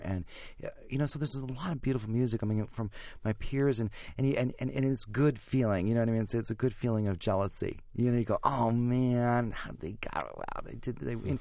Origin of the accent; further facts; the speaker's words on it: Chautauqua, New York, United States; I grew up in Chautauqua, New York